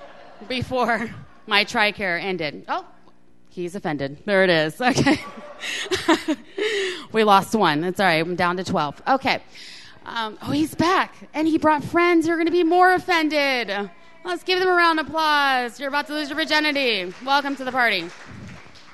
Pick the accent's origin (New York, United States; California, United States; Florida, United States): Florida, United States; I'm from Florida